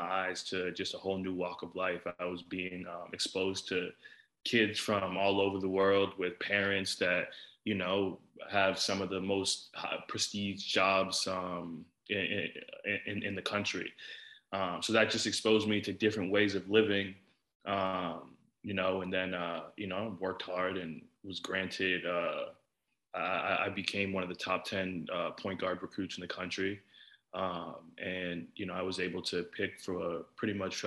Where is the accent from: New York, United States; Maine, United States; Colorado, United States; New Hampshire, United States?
New Hampshire, United States; Nashua; So I grew up in New Hampshire, like a small city, Nashville, New Hampshire.